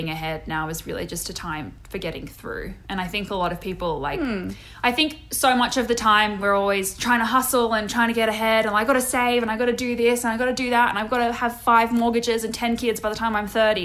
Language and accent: English; Sydney, New South Wales, Australia; moved away; also born or lived in Georgia, United States; I grew up in Sydney in a suburb called Dural, which is about 45 minutes northwest of where the Harbour Bridge is